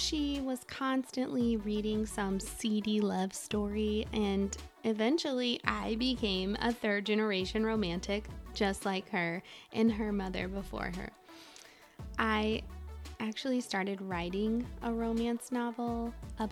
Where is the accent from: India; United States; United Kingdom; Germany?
United States; Midwest; moved away as an adult; also born or lived in Alaska / Colorado / Washington, D.C. / Texas; I'm from the Midwest originally, come from a huge family